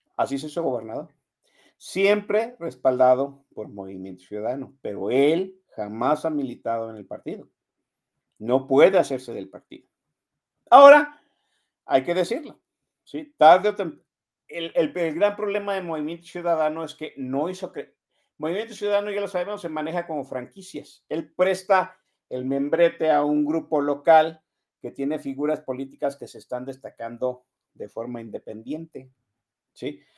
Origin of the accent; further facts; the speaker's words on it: Guadalajara, Jalisco, Mexico; Desde que yo vivo aquí, desde que yo tengo existencia, aquí nací en Guadalajara, hace 50 años que nací aquí